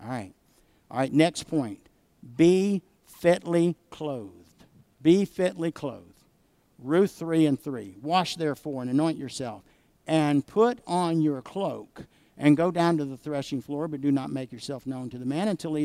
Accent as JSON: {"language": "English", "region": "the South", "country": "United States", "tie": "born or raised there", "said": "I grew up in the South where oak trees grow"}